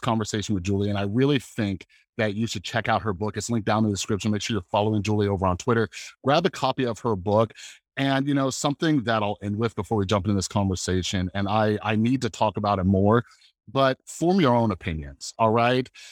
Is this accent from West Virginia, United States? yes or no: no; Las Vegas, Nevada, United States; I'm a guy from Las Vegas, Nevada